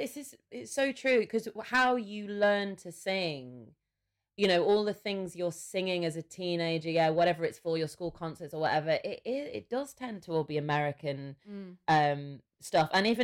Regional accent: England, United Kingdom; So I don't even know if you can hear my accent in my voice, and I'm not too sure whether you would know I was English.

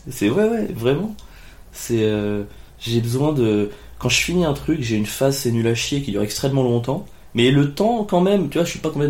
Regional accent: Cagnes-sur-Mer, Provence-Alpes-Côte d'Azur, France; born there; je suis né à Cagnes-sur-Mer. Voilà, Cagnes-sur-Mer, c'est euh, à côté de Cannes.

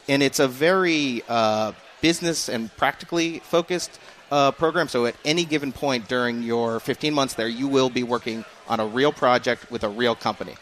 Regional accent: Rhode Island, United States; moved away; I grew up in Rhode Island, which is Red Sox territory

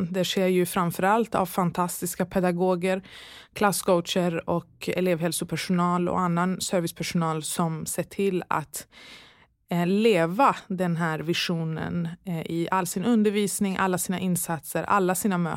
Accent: Falun, Dalarna County, Sweden; Eh, jag är uppvuxen i Falun, Dalarna, mm. eh, under min ungdom

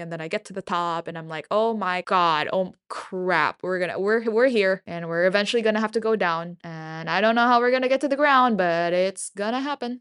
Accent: Philippines; moved away; I'm from the Philippines, um, the land of eternal summer

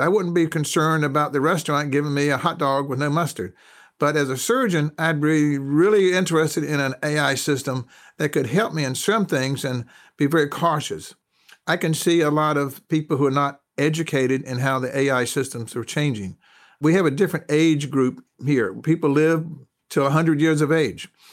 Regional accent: North Carolina, United States; I'm a Southerner. I'm from North Carolina.

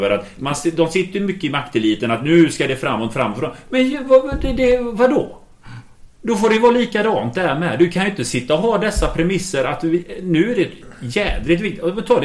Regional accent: Gothenburg, Västra Götaland, Sweden; Jag är från Hisingen så är det så.

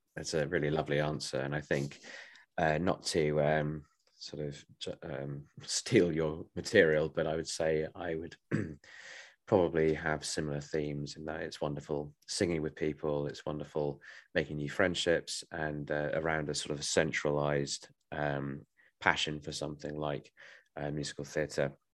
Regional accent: Bromley, London, United Kingdom; I am from Bromley in Kent or South East London

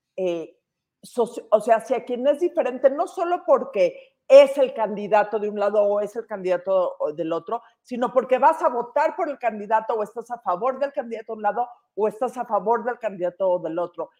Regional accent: Mexico; como mexicanos

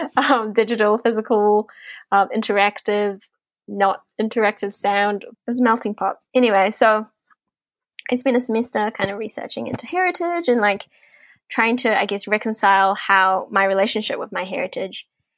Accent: New Zealand; As I said, I was growing up, I was, like, feeling a bit, like, not Asian enough, but at the same time, I'm not Kiwi enough to be Kiwi.

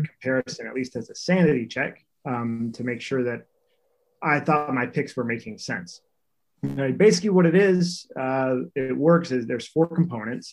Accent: North Carolina, United States; we grew up in North Carolina, so we played in North Carolina all through high school and college

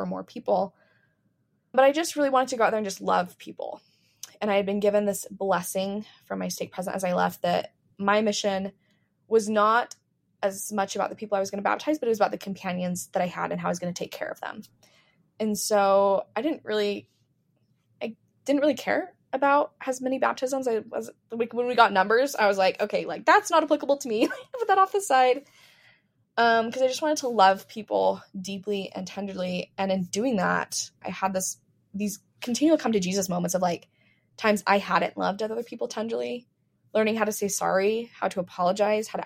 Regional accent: Medford, Oregon, United States; moved away; also born or lived in Utah; I grew up in Medford, Oregon

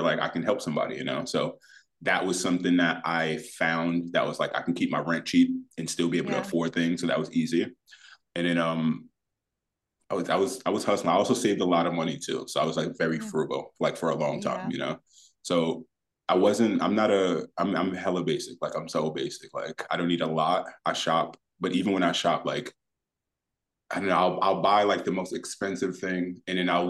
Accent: New York City, New York, United States; also born or lived in Oakland / Winter Garden, Florida; I'm born and raised in the Bronx

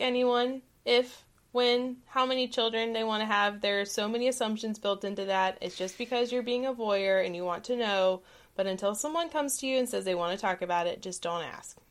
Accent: Southeast Georgia, United States; growing up in the South, in Southeast Georgia, family was the norm

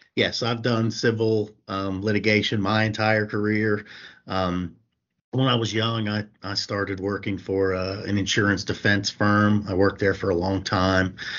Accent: Morgantown, West Virginia, United States; moved away as an adult; also born or lived in Buckhannon, West Virginia; I'm from Morgantown, so we wanted, decided to come back home

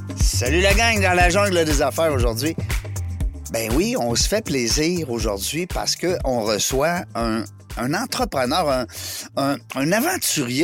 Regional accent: Canada

